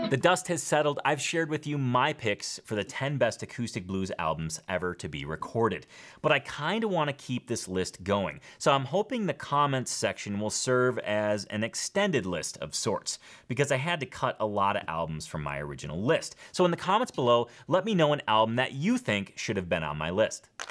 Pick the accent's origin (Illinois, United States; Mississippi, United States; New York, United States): Illinois, United States; Schaumburg; I'm from Schaumburg